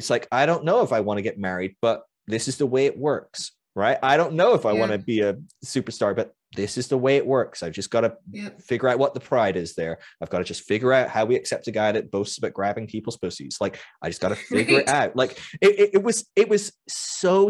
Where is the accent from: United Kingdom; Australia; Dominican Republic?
United Kingdom; I came in as a Brit who was already like a total ridiculous liberal progressive just because I'm British